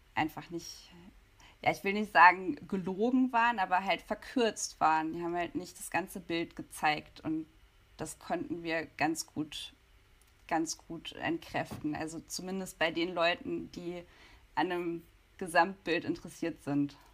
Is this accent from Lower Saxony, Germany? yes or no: yes; Hanover, Lower Saxony, Germany; ich komme eigentlich aus Hannover